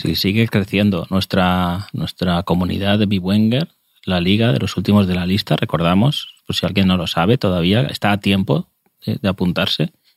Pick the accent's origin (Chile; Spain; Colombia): Spain; soy español, lo siento, soy español